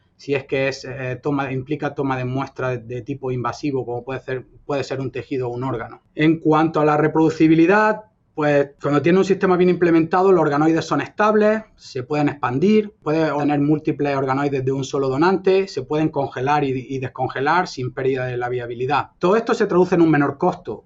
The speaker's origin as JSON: {"language": "Spanish", "town": "Almería", "region": "Andalusia", "country": "Spain", "tie": "born or raised there", "also_born_or_lived": "Granada", "moved": "yes", "said": "yo soy español, andaluz, nacido en Almería y adoptado por Granada, donde estudié y ejercí mi profesión por 10 eh, años"}